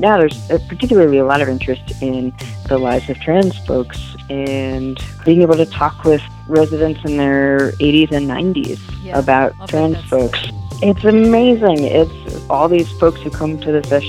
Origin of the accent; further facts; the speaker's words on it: San Francisco Bay Area, California, United States; moved away as an adult; also born or lived in Midwest / Cambridge, Massachusetts; now in Boston, United States; I'm originally from the San Francisco Bay Area, so a really liberal, inclusive, great place to grow up